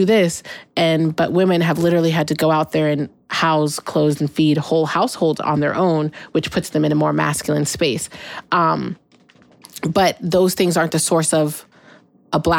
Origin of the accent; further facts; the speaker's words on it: Pacific Northwest, United States; I've been in the Pacific Northwest my whole life